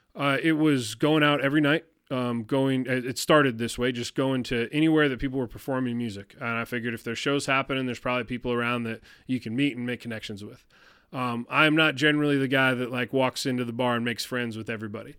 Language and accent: English; Detroit, Michigan, United States; moved away; I grew up in Detroit